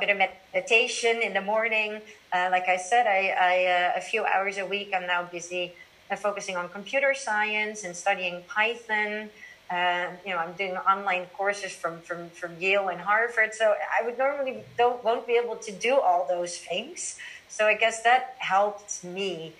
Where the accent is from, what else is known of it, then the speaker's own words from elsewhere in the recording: Amsterdam, North Holland, Netherlands; moved away as an adult; now in Shanghai, China; I'm originally from Amsterdam and my friends and family that are all here